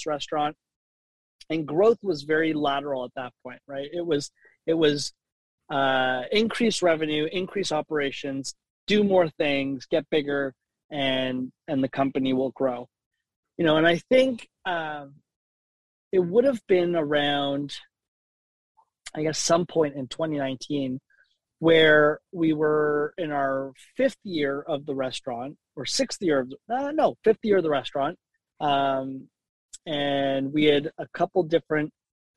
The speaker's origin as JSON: {"language": "English", "town": "Toronto", "region": "Ontario", "country": "Canada", "tie": "born or raised there", "said": "I spent most of my, you know, my teenage years, my youth, growing up at Avenue Road and Wilson."}